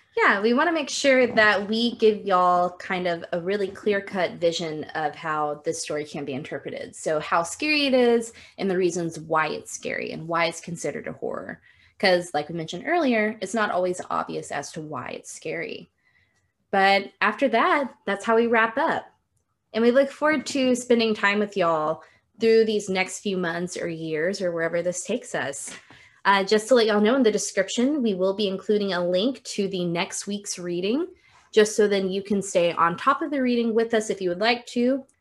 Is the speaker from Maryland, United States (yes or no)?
no; Texas, United States; we're both from Texas